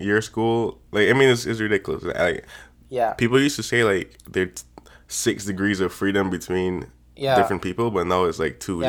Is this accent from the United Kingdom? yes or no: no; Barbados; I'm from Barbados still.